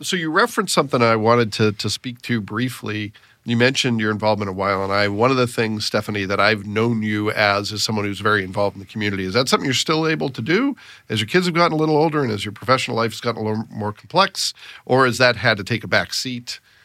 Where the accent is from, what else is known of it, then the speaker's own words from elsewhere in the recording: Massachusetts, United States; now in Fort Wayne, United States; I grew up in Massachusetts